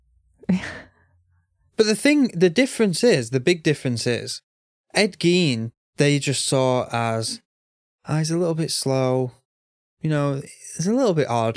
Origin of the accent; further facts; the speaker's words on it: United Kingdom; I'm British, so I finished school at 16